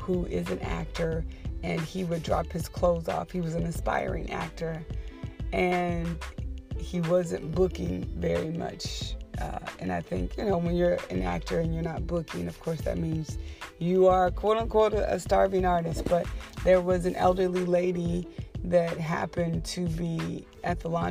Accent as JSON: {"language": "English", "region": "the South", "country": "United States", "said": "I'm from the South"}